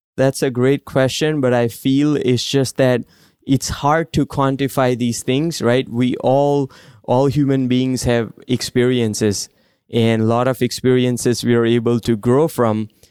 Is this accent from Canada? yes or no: no; India; moved away; I grew up in India